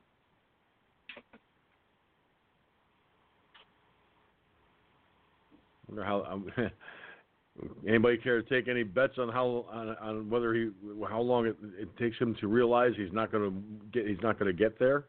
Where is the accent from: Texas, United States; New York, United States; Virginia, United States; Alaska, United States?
New York, United States; Hudson Valley; I can see all the Hudson Valley news, and that includes not limited to down where in my hometown.